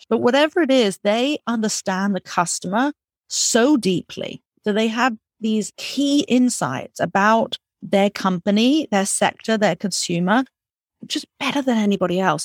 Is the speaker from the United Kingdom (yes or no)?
yes; England, United Kingdom; moved away as an adult; I grew up in England